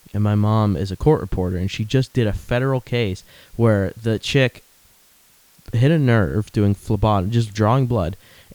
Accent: Florida, United States; moved away; I came from Florida originally.

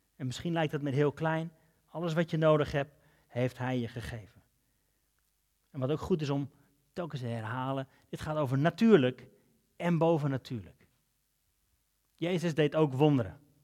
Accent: Netherlands; Zijn we Hollanders

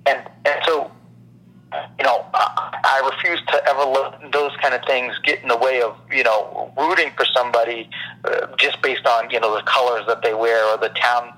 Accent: Massachusetts, United States; I'm from Massachusetts and I'm a Celtics fan

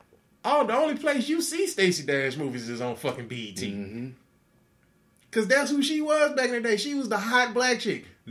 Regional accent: United States; I'm also an American

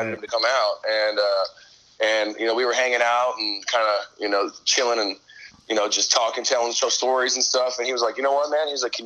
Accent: San Antonio, Texas, United States; I'm from Texas

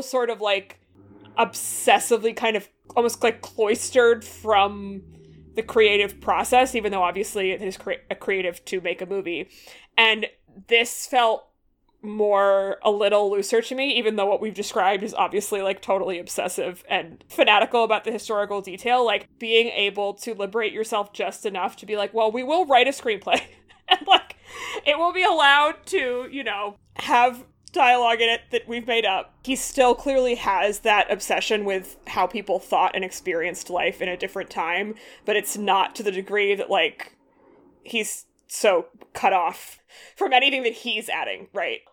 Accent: Massachusetts, United States; I'm from Massachusetts

